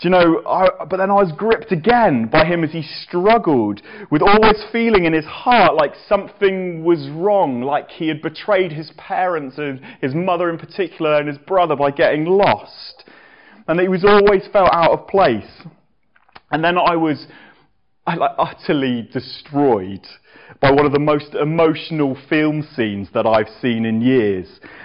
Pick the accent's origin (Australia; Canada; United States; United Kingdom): United Kingdom; England; as an Englishman